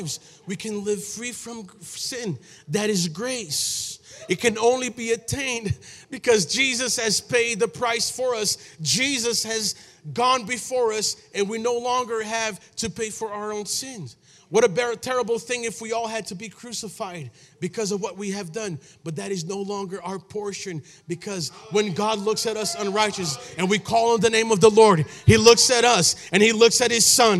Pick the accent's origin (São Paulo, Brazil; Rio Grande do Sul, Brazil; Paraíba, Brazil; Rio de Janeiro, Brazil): São Paulo, Brazil; now in United States; I was born in Brazil